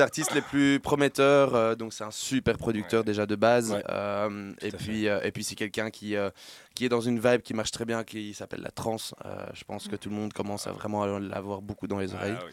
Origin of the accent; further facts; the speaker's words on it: Brussels, Brussels-Capital Region, Belgium; je suis bruxellois de base